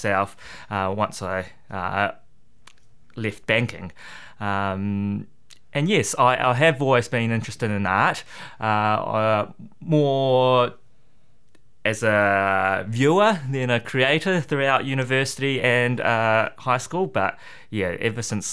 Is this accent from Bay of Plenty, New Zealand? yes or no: yes; Rotorua, Bay of Plenty, New Zealand; moved away as an adult; also born or lived in Singapore; now in Hamilton, New Zealand; I grew up in Rotorua and went overseas to study finance in Singapore